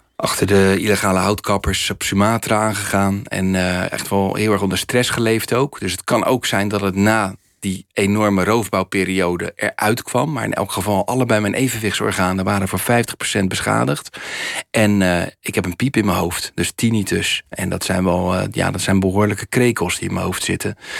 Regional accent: Rotterdam, South Holland, Netherlands; het land waar ik vandaan kom, en vooral mijn stad Rotterdam

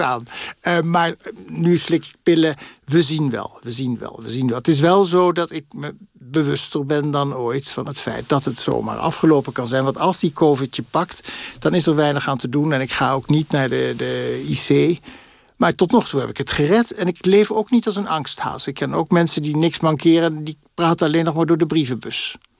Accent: Netherlands; also born or lived in Paris; wij dan als Nederlanders

